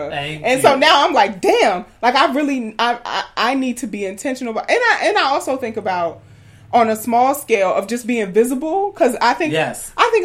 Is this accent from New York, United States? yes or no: yes; New York City, New York, United States; moved away as an adult; also born or lived in Alabama; growing up in South Jamaica, Queens, New York